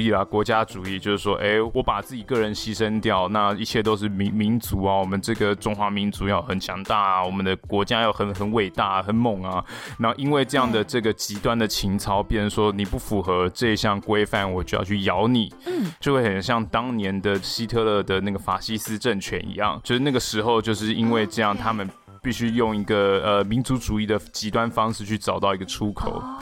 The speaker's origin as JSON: {"language": "Chinese", "country": "Taiwan", "said": "因为我是台湾人"}